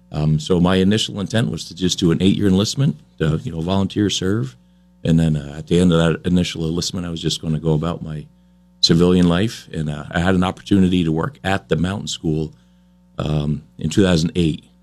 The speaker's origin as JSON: {"language": "English", "town": "Fairfax", "region": "Vermont", "country": "United States", "tie": "born or raised there", "said": "I was I was born and raised in Vermont, Fairfax."}